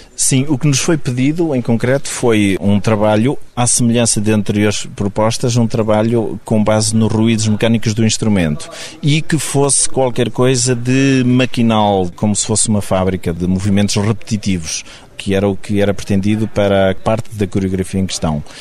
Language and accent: Portuguese; Águeda, Aveiro District, Portugal; eu sou de Blasema de Chão, que é uma aldeia do Conselho de Águeda